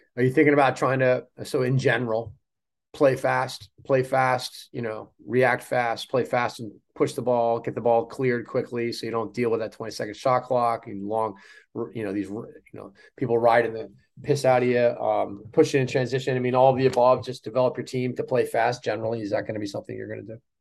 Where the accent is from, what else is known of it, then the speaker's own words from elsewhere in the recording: Providence, Rhode Island, United States; my hometown of Providence, Rhode Island